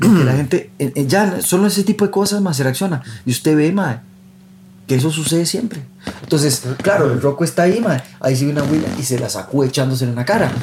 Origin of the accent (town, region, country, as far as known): Costa Rica